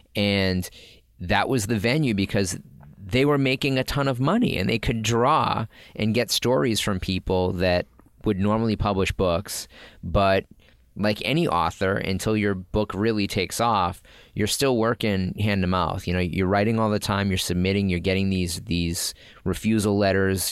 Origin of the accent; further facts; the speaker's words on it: Boston, Massachusetts, United States; Growing up in Boston